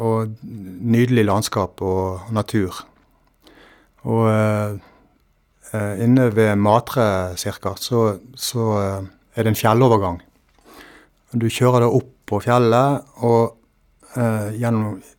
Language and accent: Norwegian; Valestrand, Vestland, Norway; hjemme på Valestrand